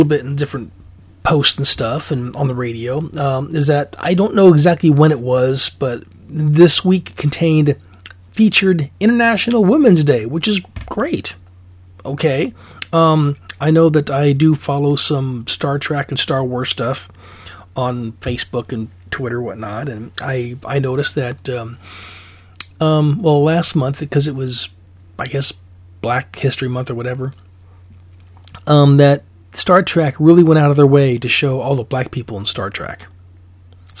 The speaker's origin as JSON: {"language": "English", "region": "Alaska", "country": "United States", "moved": "yes", "lives_now": "Oregon, United States", "said": "I'm originally from Alaska, so I know what cold feels like"}